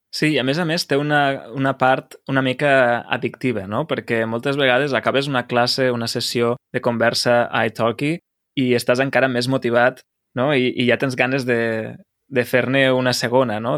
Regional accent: Lleida, Catalonia, Spain; com a lleidatà

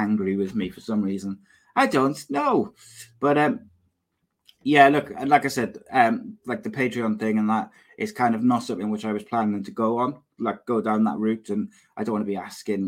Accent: Cardiff, Wales, United Kingdom; also born or lived in Llanishen, Cardiff; I am not from Lanishan originally. I'm from Rada. I am Cardiff born, Cardiff bred, but I don't live far from Lanishan now

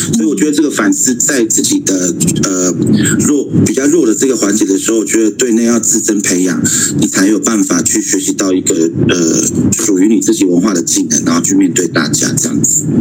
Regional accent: Xiabinlang community, Taitung County, Taiwan; moved away; 一直在东，下槟榔部落的俺巷，马卡卡鲁岸

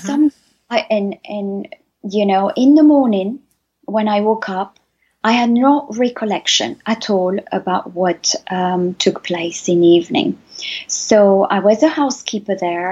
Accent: Paris, Île-de-France, France; now in Loire Valley, France; my story starts almost 47 years ago in Paris, where I was born, from a, uh, um, a Spanish father and mother

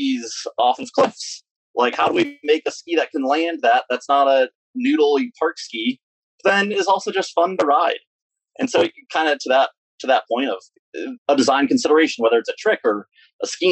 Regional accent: Ithaca, New York, United States; now in Wyoming/Idaho area near the Tetons, United States; We were raised in Ithaca, New York, and we skied Greek Peak

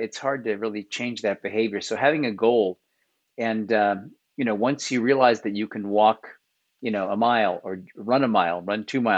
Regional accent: Kansas City, United States; now in New York City, United States; I grew up in a smaller town called Kansas City, right in the middle of America.

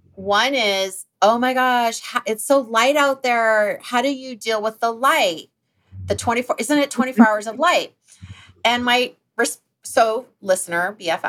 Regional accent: Alaska, United States; now in California, United States; growing up in Alaska.

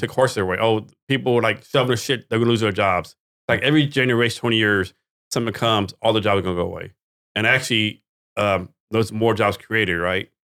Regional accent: Texas, United States; I'm from Texas

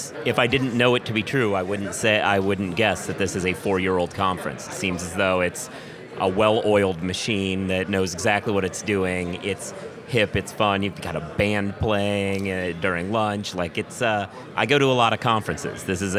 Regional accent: Portland, Oregon, United States; Like, I'm from Portland, Oregon.

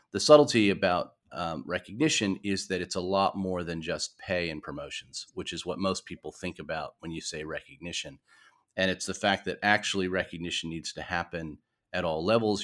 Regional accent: New York, United States; moved away as an adult; also born or lived in San Francisco / Melbourne; now in Australia; I wasn't born in Australia. I was born in New York.

